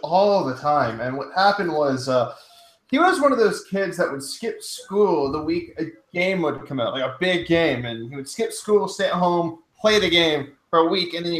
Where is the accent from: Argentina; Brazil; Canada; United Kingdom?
Canada; where are you from? I'm like, Canada